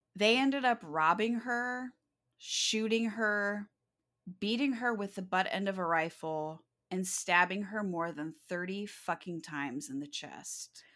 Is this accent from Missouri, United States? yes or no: yes; Kirksville, Missouri, United States; Kirksville is my hometown